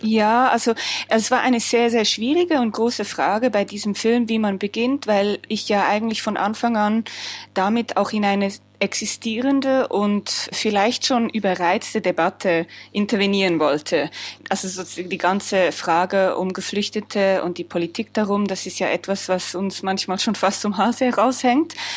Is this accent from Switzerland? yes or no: yes; Switzerland; mir gegenüber als Frau, aber noch mehr als Schweizerin